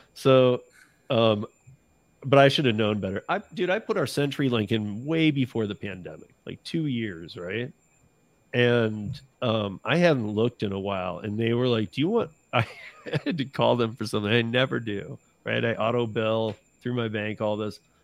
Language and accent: English; Lansing, Michigan, United States; my hometown, Lansing, Michigan